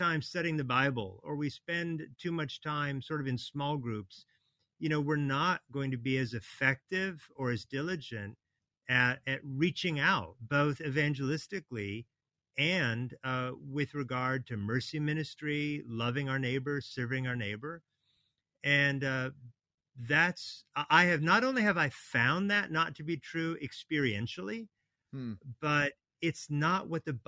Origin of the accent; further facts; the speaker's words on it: Oregon, United States; moved away as an adult; also born or lived in Hawaii / Washington, D.C. / Kentucky; now in Atlanta, United States; I was born in Hawaii, so aloha. And I grew up in Oregon, where it rains a lot.